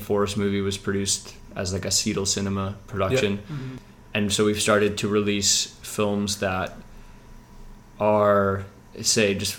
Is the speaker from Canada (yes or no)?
yes; Vancouver, British Columbia, Canada; I'm a filmmaker from Vancouver, based in Kitsilano right now